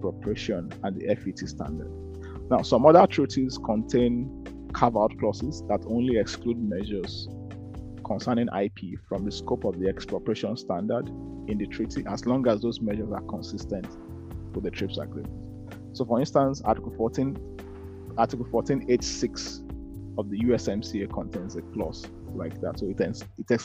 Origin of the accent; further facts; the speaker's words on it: Nigeria; now in Edinburgh, United Kingdom; when I was growing up in Nigeria